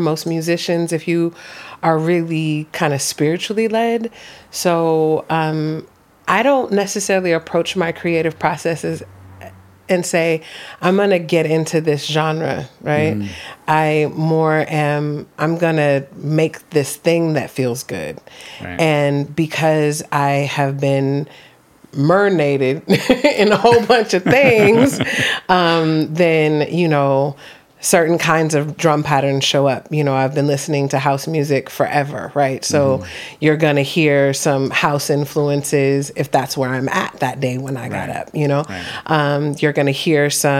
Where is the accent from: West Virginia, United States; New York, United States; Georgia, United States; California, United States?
California, United States; Oakland; moved away; also born or lived in Los Angeles; I grew up in Oakland, California.